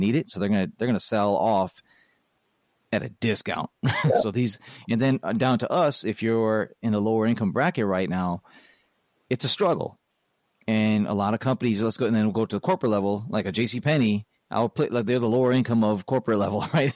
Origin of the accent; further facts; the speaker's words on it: Midwest, United States; I call it pop because I'm from the Midwest